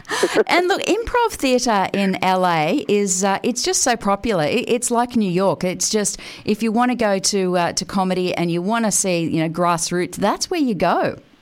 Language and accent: English; Australia; one of the greatest things about being Australian is is our uh, our justice system